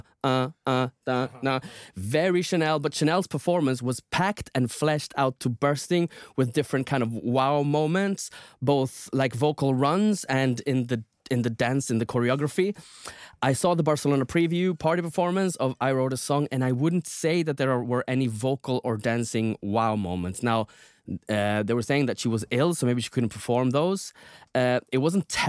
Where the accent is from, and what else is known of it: England, United Kingdom